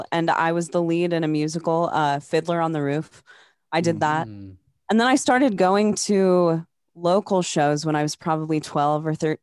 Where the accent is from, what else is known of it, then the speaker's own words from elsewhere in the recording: Des Moines, Iowa, United States; I'm from Des Moines.